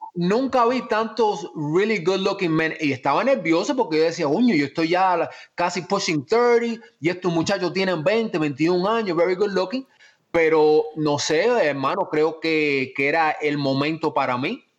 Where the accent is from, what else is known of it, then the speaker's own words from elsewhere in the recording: Miami, Florida, United States; also born or lived in Cuba / Spain / Virginia / Atlanta; como soy de Miami, me crié en Miami